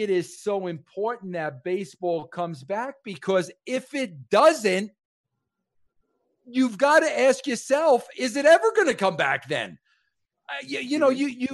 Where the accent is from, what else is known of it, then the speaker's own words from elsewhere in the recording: New York, United States; As a New Yorker